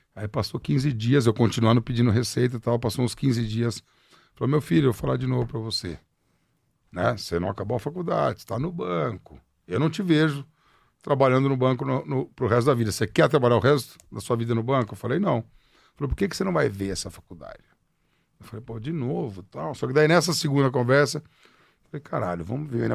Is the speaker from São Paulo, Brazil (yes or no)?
yes; Ribeirão Preto, São Paulo, Brazil; also born or lived in Piracicaba; now in São Paulo, Brazil; Nasci em Piracicaba, morei um tempo em Ribeirão Preto